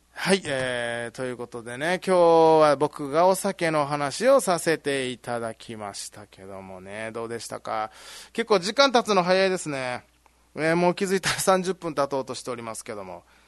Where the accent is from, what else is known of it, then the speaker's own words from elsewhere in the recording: Ginoza, Okinawa, Japan; moved away as an adult; 僕宜野座出身なんで